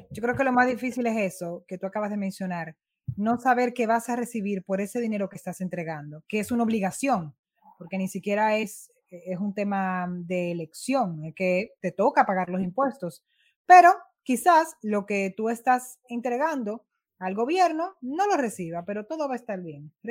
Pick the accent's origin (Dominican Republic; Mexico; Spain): Dominican Republic